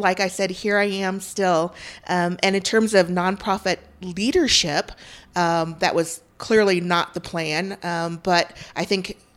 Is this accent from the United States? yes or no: yes; central Illinois, United States; moved away as an adult; also born or lived in Vietnam / Chicago, Illinois; now in Utah, United States; I was born in Vietnam, and my family came to the United States right after the Vietnam War, and we came to a small rural town of 4,000 people in central Illinois where my stepfather was raised. And so I kind of grew up a country girl.